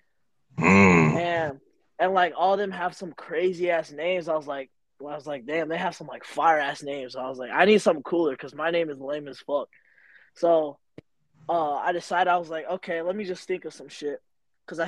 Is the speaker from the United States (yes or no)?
yes; Illinois, United States; I'm from Illinois.